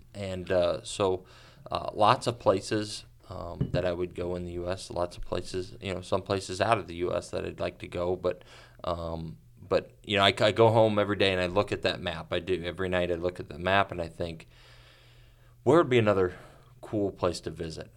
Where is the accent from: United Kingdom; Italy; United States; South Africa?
United States; as an American